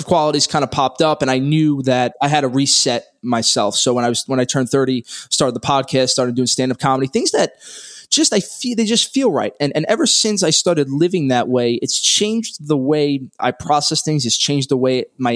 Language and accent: English; New York City, New York, United States; I grew up in Brooklyn, New York, born and raised. I haven't left